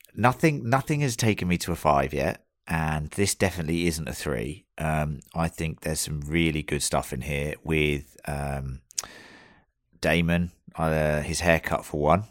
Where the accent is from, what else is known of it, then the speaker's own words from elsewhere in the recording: United Kingdom; now in Australia; we are all British